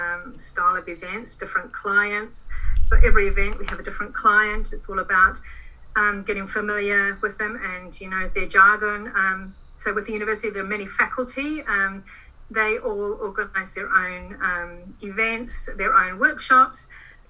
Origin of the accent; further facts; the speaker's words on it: Auckland, New Zealand; also born or lived in London; I'm a Kiwi, born and bred in Auckland